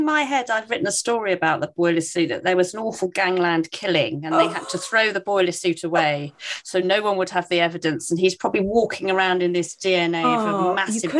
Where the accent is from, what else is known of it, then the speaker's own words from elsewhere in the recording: Cornwall, South West England, United Kingdom; we grew up in Cornwall